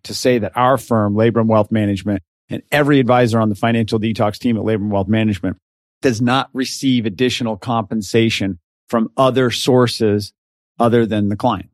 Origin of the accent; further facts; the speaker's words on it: Richfield, Utah, United States; now in San Diego, United States; I was born and raised in Richfield, Utah, and small town